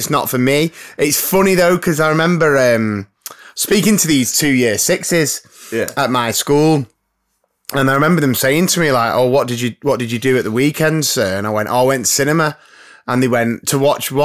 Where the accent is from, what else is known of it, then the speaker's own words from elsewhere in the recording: Blyth, North East England, United Kingdom; I was born in Blythe, but I was made in the Loyal Navy